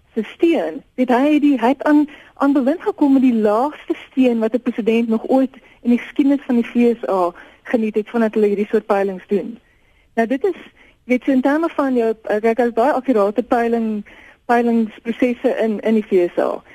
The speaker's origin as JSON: {"language": "Afrikaans", "country": "South Africa"}